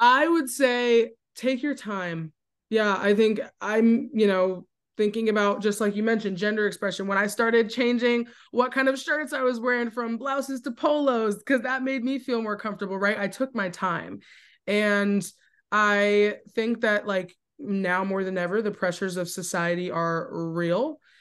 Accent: New Jersey, United States; moved away as an adult; now in Richmond, United States; I'm from Jersey. I've moved to Richmond, completely new environment

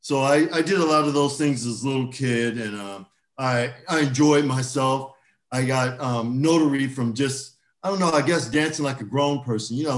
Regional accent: Orange County, California, United States; So I grew up here in Orange County

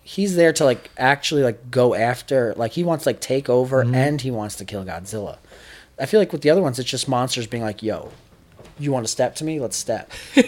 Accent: Long Island, New York, United States; I'm from Long Island

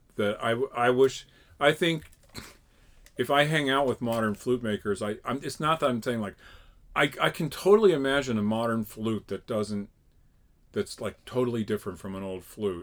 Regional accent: Connecticut, United States; I grew up in Connecticut.

